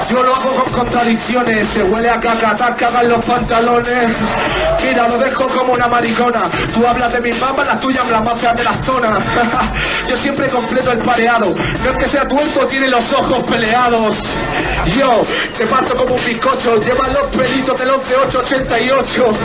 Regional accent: Caracas, Capital District, Venezuela; born there; yo nací en Caracas

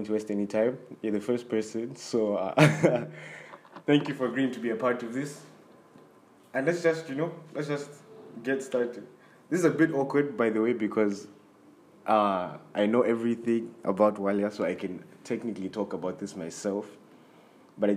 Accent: Zambia; we're both from Zambia

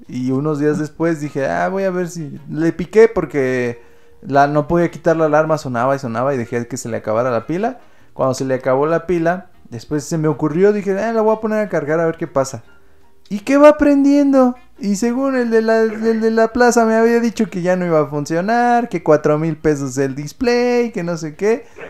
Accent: Mexico; en este país

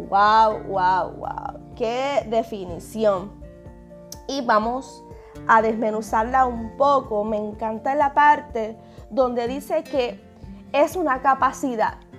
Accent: Puerto Rico; somos nosotros los puertorriqueños. Y, ¿verdad? y disculpen a aquellas personas eh, que son de otros países que puedan estar escuchando este podcast

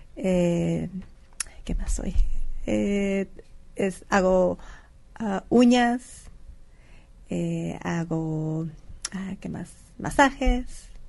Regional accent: San Pedro de la Cueva, Sonora, Mexico; moved away; soy orgullosamente de San Pedro de la Cueva

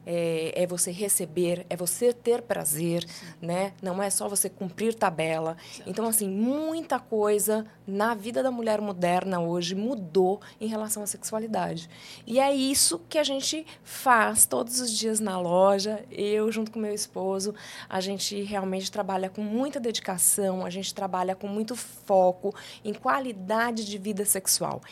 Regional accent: São Paulo, Brazil; moved away as an adult; now in João Pessoa, Brazil; eu sou de São Paulo, mas eu cheguei aqui com 23 anos de idade

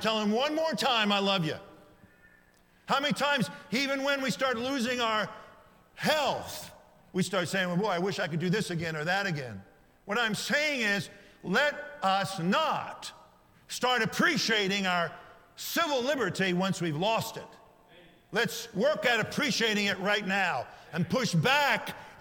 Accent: United States; American citizens living in the greatest nation in modern history

